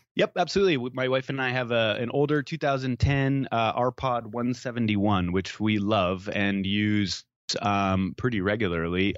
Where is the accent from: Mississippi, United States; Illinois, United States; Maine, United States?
Maine, United States; I grew up in Maine